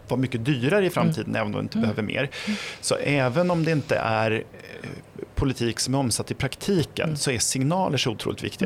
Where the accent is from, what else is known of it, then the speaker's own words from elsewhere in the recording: Flen, Södermanland, Sweden; jag kommer från Flen i Sörmland.